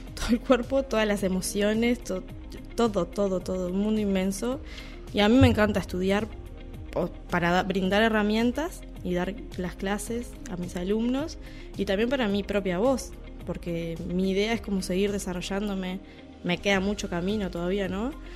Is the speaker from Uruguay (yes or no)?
yes; Uruguay; somos uruguayos